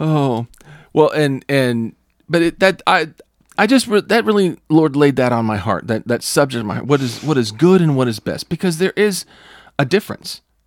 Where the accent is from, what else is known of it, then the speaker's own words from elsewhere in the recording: California, United States; I was from California.